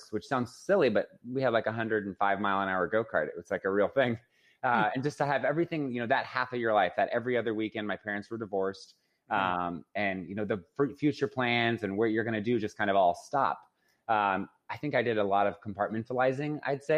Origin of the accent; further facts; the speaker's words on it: Phoenix, Arizona, United States; I was born and raised in Phoenix, Arizona.